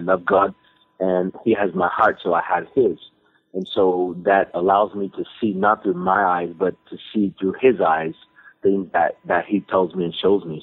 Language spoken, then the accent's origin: English; Texas, United States; I'm I'm from Texas